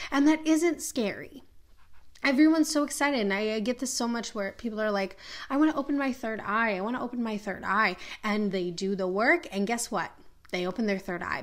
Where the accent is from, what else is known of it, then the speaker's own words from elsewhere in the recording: Minneapolis, Minnesota, United States; I am from Minneapolis